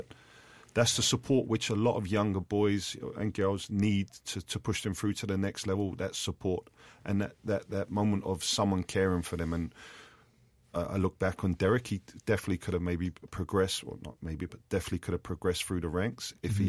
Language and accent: English; London, United Kingdom; I had numerous players that I grew up with in West London that were from broken homes